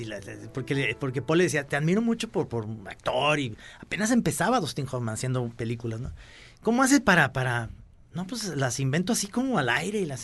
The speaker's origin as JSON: {"language": "Spanish", "region": "Jalisco", "country": "Mexico", "said": "somos de Jalisco"}